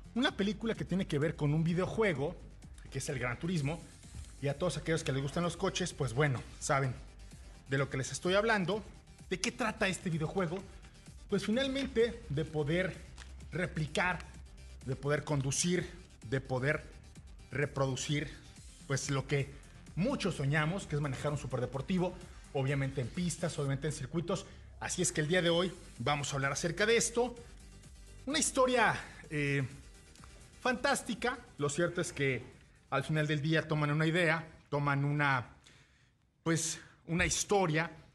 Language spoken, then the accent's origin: Spanish; Mexico; como mexicanos